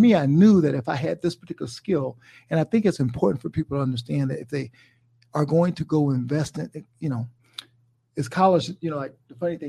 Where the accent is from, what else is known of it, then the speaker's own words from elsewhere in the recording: South Carolina, United States; I'm from South Carolina, right?